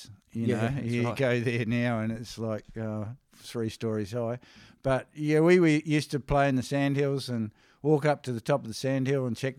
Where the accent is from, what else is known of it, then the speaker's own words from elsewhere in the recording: Coffs Harbour, New South Wales, Australia; born there; I was born in Coffs Harbour in New South Wales.